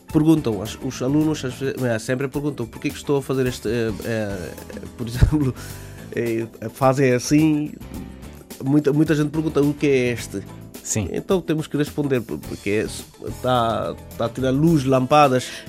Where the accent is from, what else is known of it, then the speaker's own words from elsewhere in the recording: Bangladesh; Portuguese is a second language; moved away as an adult; now in Portugal; Eu disse que eu sou do Bangladesh